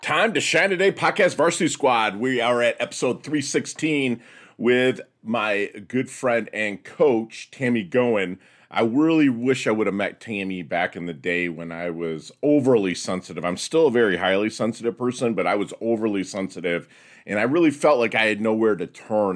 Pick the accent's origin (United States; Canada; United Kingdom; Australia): United States; Midwest; I'm from the Midwest